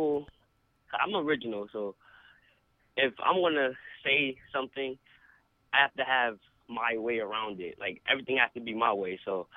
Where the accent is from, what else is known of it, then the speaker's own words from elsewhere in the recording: East Hartford, Connecticut, United States; I'm from East Hartford, Connecticut.